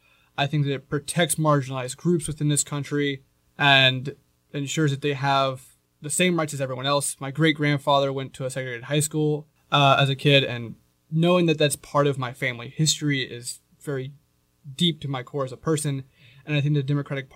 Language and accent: English; Round Rock, Texas, United States; I'm from Round Rock, Texas.